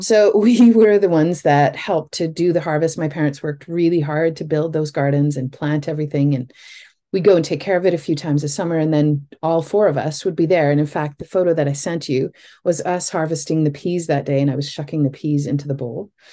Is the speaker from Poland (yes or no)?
no; Northern Ontario, Canada; I grew up in Northern Ontario